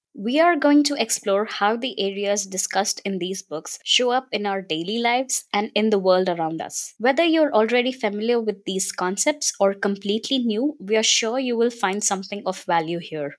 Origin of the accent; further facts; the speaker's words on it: India; I'm also from India.